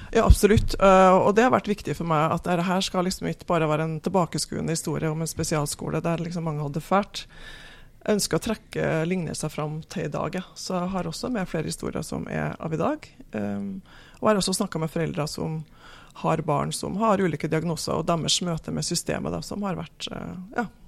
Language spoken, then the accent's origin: Norwegian; Namsos, Trøndelag, Norway; Jeg kommer fra Namsos